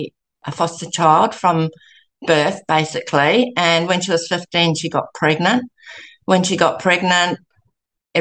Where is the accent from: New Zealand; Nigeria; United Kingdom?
New Zealand; now in Gold Coast, Australia; I was brought up in New Zealand